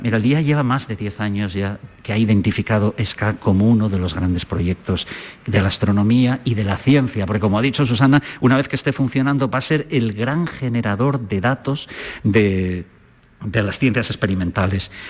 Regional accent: San Sebastián, Basque Country, Spain; moved away as an adult; also born or lived in Zaragoza / Germany; now in Granada, Spain; yo soy de San Sebastián, y estudié la carrera de físicas en Zaragoza

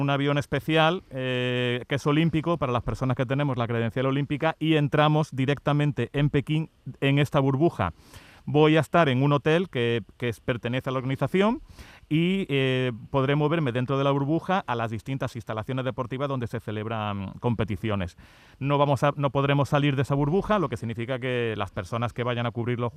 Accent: Córdoba, Andalusia, Spain; now in China; Efectivamente, yo soy cordobés y me pilláis ahora aquí de vacaciones en España

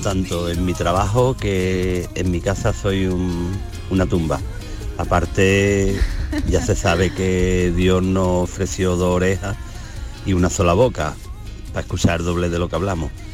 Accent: Granada, Andalusia, Spain

